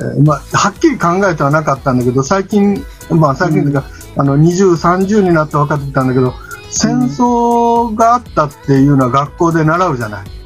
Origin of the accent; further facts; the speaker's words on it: Okayama, Japan; now in Takahashi, Japan; 岡山で生まれてえー、っとまああのー小学校の時のお父さんとお母さんが離婚をして